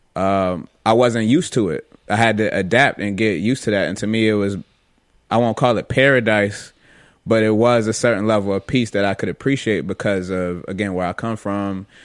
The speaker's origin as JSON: {"language": "English", "town": "Rochester", "region": "New York", "country": "United States", "tie": "born or raised there", "moved": "yes", "lives_now": "Florida, United States", "said": "growing up in Rochester and on the west side"}